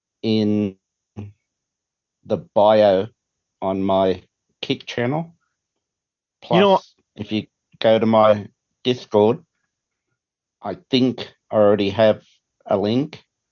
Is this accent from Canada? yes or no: no; Australia; now in United States; I am an Australian who's living in the US and I have citizenship